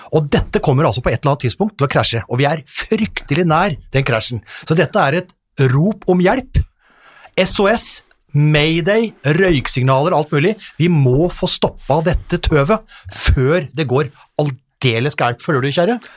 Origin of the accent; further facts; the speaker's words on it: Hamar, Innlandet, Norway; also born or lived in Eide, Nordmøre / Ullern, Oslo; now in Oslo, Norway; Jeg er fra Eide på Nordmøre. Ble evakuert til Hamar i eh, tidlig alder.